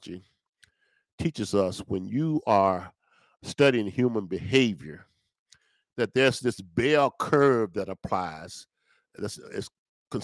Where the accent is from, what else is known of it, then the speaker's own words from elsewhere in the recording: Natchez, Mississippi, United States; I was born and raised in Natchez, Mississippi